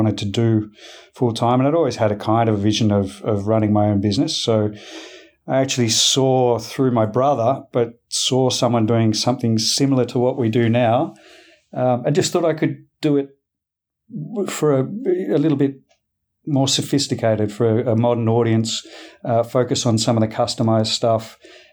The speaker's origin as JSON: {"language": "English", "country": "Australia", "tie": "born or raised there", "said": "I'm Australian, obviously, born and bred"}